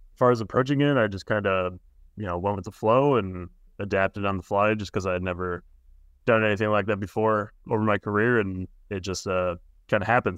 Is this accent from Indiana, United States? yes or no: yes; Indiana, United States; moved away; also born or lived in California; I'm from Indiana